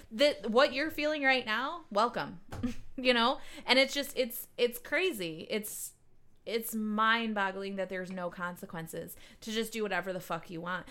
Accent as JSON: {"language": "English", "town": "Livonia", "region": "Michigan", "country": "United States", "tie": "born or raised there", "said": "I grew up in Livonia too, and then I went to Michigan State"}